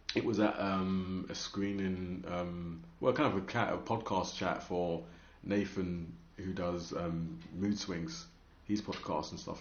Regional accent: London, United Kingdom; I'm from London

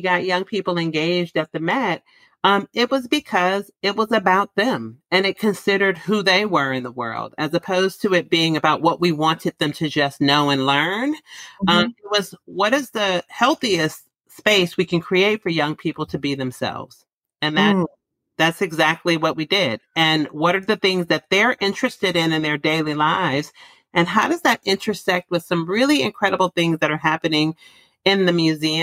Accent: San Francisco, California, United States; I grew up in San Francisco

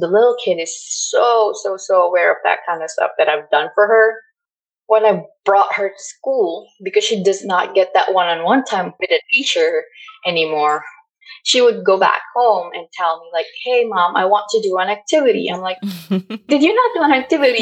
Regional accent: Philippines; now in United States; I live in a compound growing up in the Philippines

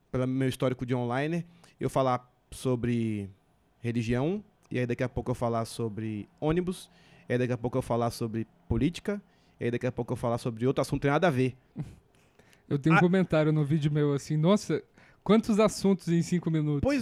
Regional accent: Curitiba, Paraná, Brazil; born there; eu nasci em Curitiba e em Curitiba de Negão tem eu e só.

